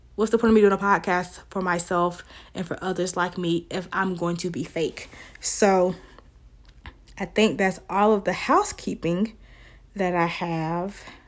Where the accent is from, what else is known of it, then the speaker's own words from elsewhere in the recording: the South, United States; accent: Southern twang; African-American Vernacular English; I am from the South. So, if you hear that twang come out, that is the South in me. I live in the South. I've been here my whole life.